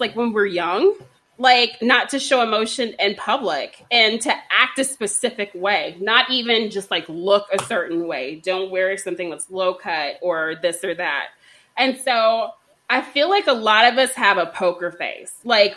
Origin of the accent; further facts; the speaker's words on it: Texas, United States; I'm from Texas